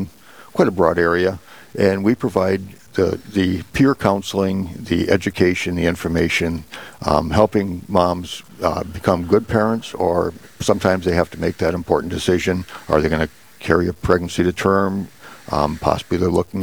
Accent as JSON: {"language": "English", "town": "Fairmont", "country": "United States", "tie": "born or raised there", "also_born_or_lived": "East Coast", "said": "this is kind of my hometown. In fact, this is my church that I grew up in and school that I went to for grade school"}